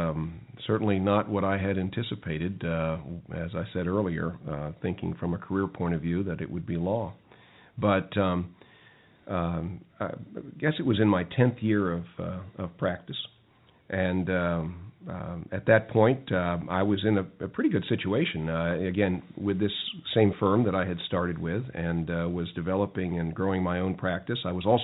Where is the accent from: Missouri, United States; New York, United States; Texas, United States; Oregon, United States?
New York, United States; Brooklyn; born there; Well, I wasn't from North Carolina originally. I was actually born in Brooklyn, New York.